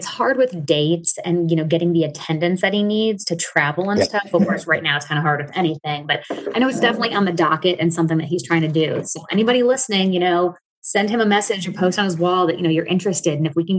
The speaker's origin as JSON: {"language": "English", "region": "Midwest", "country": "United States", "also_born_or_lived": "Ohio / Alaska", "moved": "as an adult", "lives_now": "Texas, United States", "said": "Because I had just moved to Alaska when we first talked. So I'm from the Midwest. I was in Ohio when I got into obstacle course racing"}